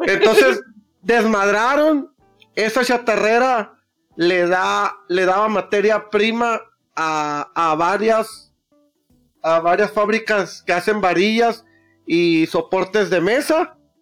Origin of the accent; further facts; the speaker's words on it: Sonora, Mexico; soy de Sonora